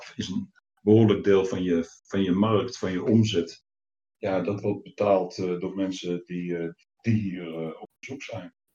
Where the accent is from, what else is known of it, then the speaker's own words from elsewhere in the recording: Deventer, Overijssel, Netherlands; also born or lived in Leeuwarden; vanuit Deventer, waar ik ben opgegroeid